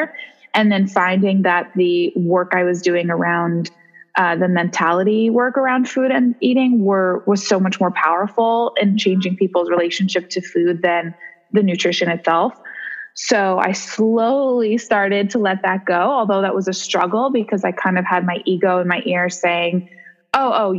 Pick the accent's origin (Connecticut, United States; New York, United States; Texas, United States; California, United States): New York, United States; New York City; also born or lived in San Francisco; I'm born and raised in New York City. Love to live here.